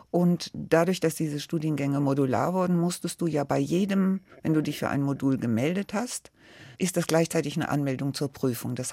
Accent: Frankfurt, Hesse, Germany; also born or lived in Berlin; Ich bin ja in Pankow geboren er hatte die Ost-CDU mitgegründet und da musste er weg und kam dann nach Frankfurt und wurde dann Gewerkschafter hier. Und deswegen sind wir dann nach Frankfurt gekommen.

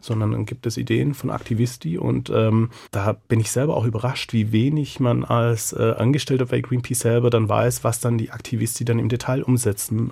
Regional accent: Southern Germany, Germany; also born or lived in Mexico; now in Frankfurt, Germany; ich bin ja in Süddeutschland aufgewachsen

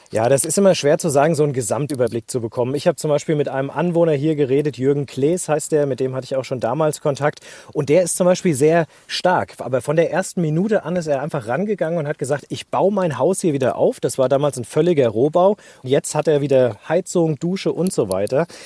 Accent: Hesse, Germany; bei uns in Hessen

